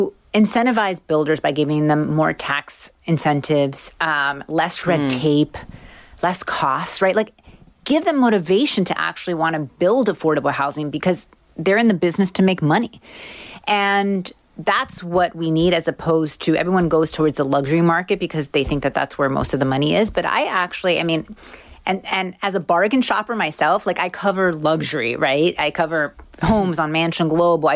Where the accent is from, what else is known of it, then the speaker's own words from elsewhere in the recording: Miami, Florida, United States; I'm from Miami